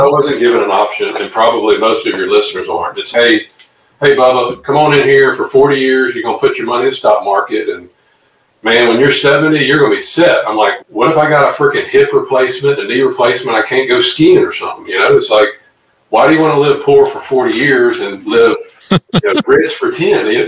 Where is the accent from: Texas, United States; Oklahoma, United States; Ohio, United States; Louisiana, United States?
Louisiana, United States; come back here to my hometown, Louisiana